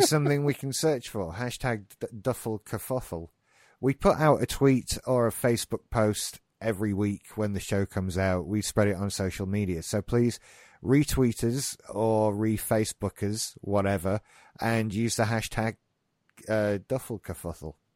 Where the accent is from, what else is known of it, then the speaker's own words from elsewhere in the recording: United Kingdom; being British